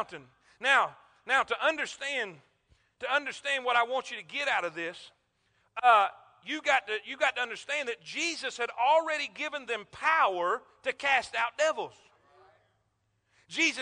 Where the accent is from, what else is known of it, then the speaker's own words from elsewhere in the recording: South Florida, United States; now in Alabama, United States; I'm from South Florida, Florida Crackers. I use this down there because we're country down there